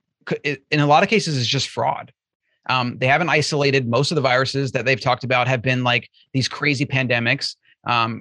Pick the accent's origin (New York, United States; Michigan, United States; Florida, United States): Florida, United States; I grew up in Florida